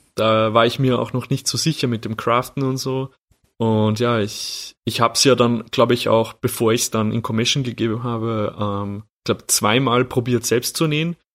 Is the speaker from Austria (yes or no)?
yes; Austria; bei uns in Österreich